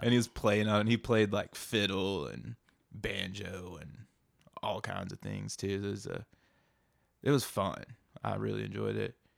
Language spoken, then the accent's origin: English; outside of Knoxville, Tennessee, United States; I'm from, uh, little town outside of Knoxville, hidden by some dogwood